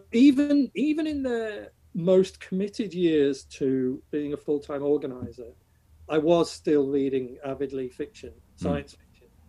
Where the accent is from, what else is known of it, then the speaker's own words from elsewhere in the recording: Chester, North West England, United Kingdom; now in Ireland; I grew up in Chester, and Chester was built by the Romans.